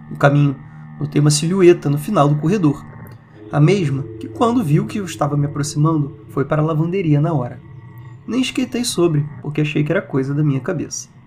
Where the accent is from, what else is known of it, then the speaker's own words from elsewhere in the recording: Areado, Minas Gerais, Brazil; Sou de Areado, que é uma cidade minúscula no sul de Minas